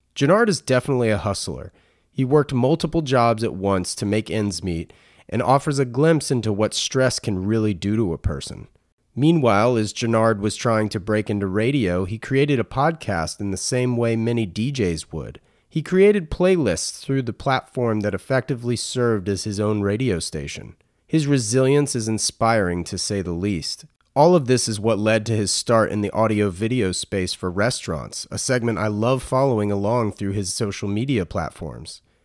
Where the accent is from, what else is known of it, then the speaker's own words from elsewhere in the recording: Raleigh, North Carolina, United States; now in San Diego, United States; I'm from Raleigh